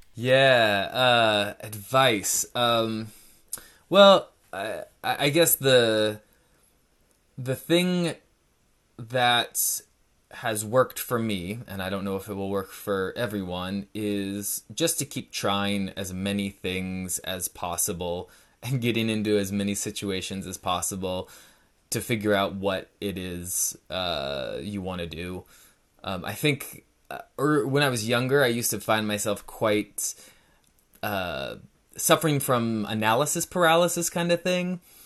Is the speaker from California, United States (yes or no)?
yes; Northern California, United States; moved away as an adult; now in Portland, United States; I grew up in Northern California, a pretty small town east of Sacramento, west of Lake Tahoe, so in the, the foothills of the Sierra Nevada mountains